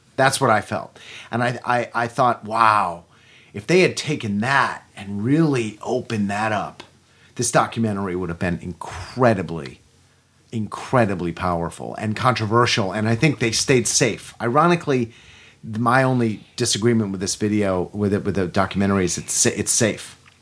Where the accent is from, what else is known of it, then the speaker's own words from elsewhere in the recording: United States; we Americans